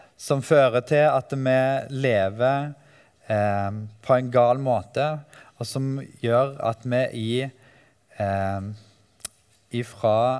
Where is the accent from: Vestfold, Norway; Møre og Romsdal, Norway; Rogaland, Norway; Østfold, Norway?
Rogaland, Norway; Ølensvåg; also born or lived in Oslo; now in Grimstad, Norway; Jeg eh, bor i Grimstad, men er fra Vestlandet, Ølensvåg